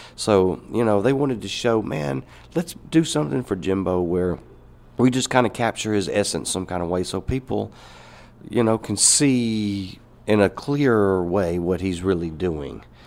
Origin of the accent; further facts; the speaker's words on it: Alcorn County, Mississippi, United States; I grew up up there in Alcorn County with a father that was a banjo picker